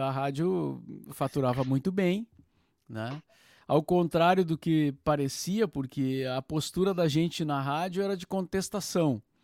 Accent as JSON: {"language": "Portuguese", "town": "Cachoeira do Sul", "region": "Rio Grande do Sul", "country": "Brazil", "tie": "born or raised there", "moved": "as an adult", "lives_now": "Porto Alegre, Brazil", "said": "eu nasci em Cachoeira do Sul, uh, cidade a 200 quilômetros da aqui de Porto Alegre, né? Na região central do estado"}